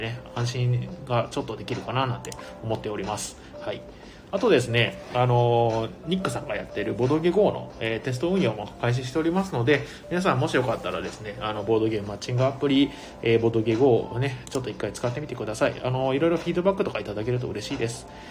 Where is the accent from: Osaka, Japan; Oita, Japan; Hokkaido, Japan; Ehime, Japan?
Ehime, Japan; now in Tokyo, Japan; 僕も愛媛県出身